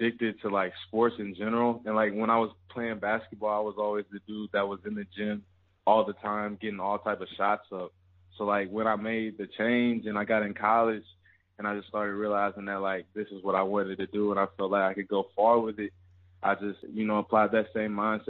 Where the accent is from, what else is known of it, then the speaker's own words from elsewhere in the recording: Alabama, United States; also born or lived in Louisiana; Born in Louisiana, raised in Alabama